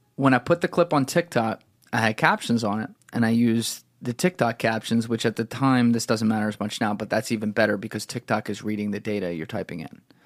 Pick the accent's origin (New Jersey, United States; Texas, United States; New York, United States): New Jersey, United States; I'm from New Jersey